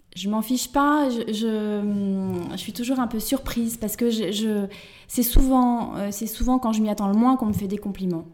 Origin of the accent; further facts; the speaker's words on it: Angoulême, Nouvelle-Aquitaine, France; moved away as an adult; also born or lived in Limoges; now in Paris, France; je suis originaire d'Angoulême